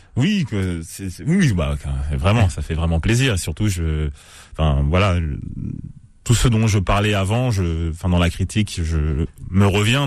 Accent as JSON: {"language": "French", "town": "Cergy", "region": "Île-de-France", "country": "France", "tie": "born or raised there", "said": "j'ai grandi à Cergy dans le 95"}